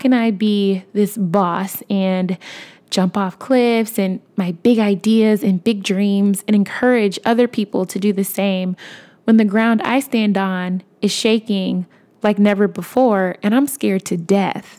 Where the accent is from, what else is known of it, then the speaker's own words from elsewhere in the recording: Chicago, Illinois, United States; moved away; I'm from Chicago